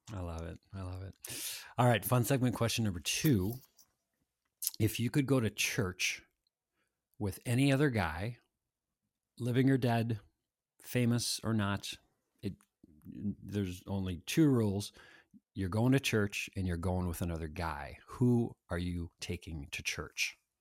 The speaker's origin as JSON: {"language": "English", "town": "Annandale", "region": "Minnesota", "country": "United States", "tie": "born or raised there", "said": "I grew up in Annandale"}